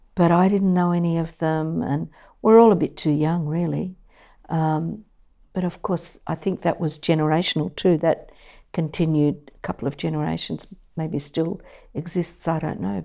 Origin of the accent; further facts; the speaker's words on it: Sydney, New South Wales, Australia; I grew up in Mascot and then East Lakes